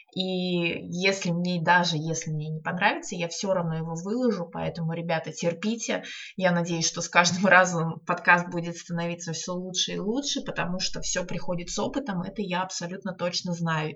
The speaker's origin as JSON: {"language": "Russian", "region": "Saint Petersburg", "country": "Russia", "said": "я из Санкт-Петербурга"}